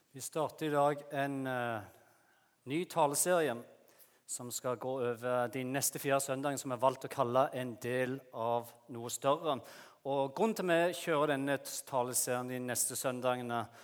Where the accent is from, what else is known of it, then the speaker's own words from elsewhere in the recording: Jæren, Rogaland, Norway; moved away as an adult; now in Lyngdal, Norway; det er ikke det at vi ikke har fine strendene på Jæren, der jeg kommer fra